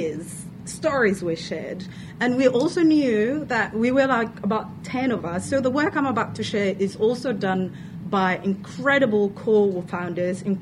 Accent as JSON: {"language": "English", "country": "Somalia", "moved": "as an adult", "lives_now": "Victoria, Australia", "said": "I am from Somalia. I've lived here for 10 years. Came here as an international student"}